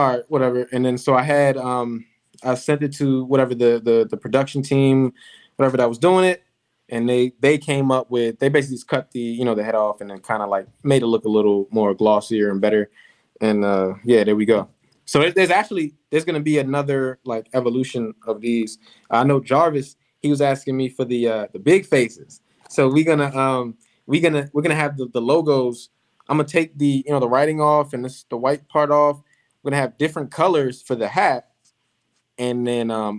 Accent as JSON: {"language": "English", "town": "Laurel", "region": "Maryland", "country": "United States", "said": "we from Maryland, but Laurel. So we're not from Baltimore."}